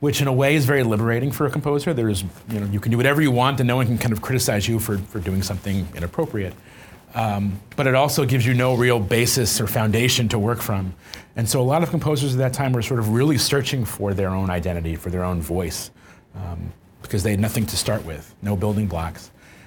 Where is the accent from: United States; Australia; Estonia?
United States; New Jersey; I was born in New Jersey in the mid-80s